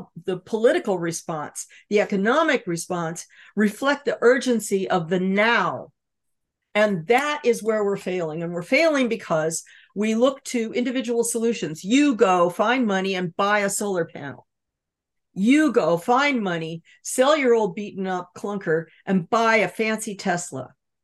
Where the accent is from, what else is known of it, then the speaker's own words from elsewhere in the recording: Los Angeles, California, United States; I grew up in California, surrounded by Standard Oil, with oil derricks offshore, pumping tar onto the beaches